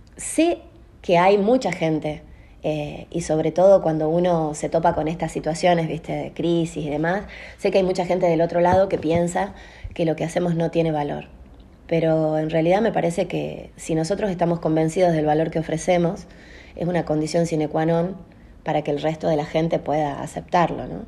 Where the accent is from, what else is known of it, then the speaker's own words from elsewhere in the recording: Salta, Argentina; Yo soy de la República de Castañares